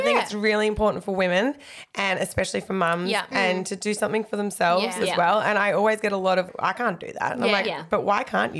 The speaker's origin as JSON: {"language": "English", "region": "Queensland", "country": "Australia", "tie": "born or raised there", "also_born_or_lived": "Melbourne, Victoria", "said": "when I moved to Queensland from Melbourne"}